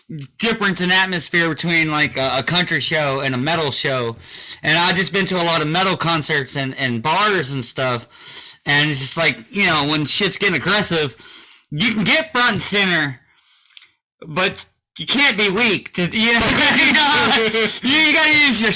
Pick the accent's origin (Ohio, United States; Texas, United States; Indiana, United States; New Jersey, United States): Texas, United States; Vidor; our small little town of Vider